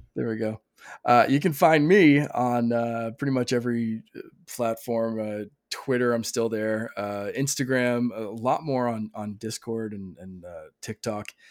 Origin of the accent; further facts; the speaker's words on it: Canada; I'm Canadian